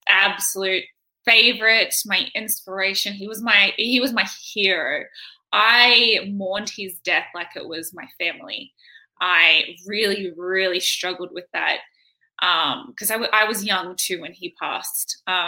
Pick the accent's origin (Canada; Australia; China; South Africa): Australia; Campbelltown, New South Wales; I grew up in Campbelltown, which is like western suburbs of Sydney, I think. But I moved around a lot. So I stayed in like Sydney, but around in like an hour diameter.